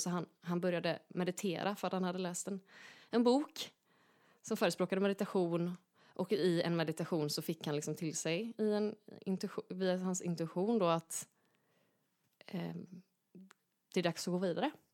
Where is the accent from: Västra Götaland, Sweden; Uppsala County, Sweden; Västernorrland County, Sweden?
Västra Götaland, Sweden; Gothenburg; där jag växte upp helt enkelt i, i Göteborg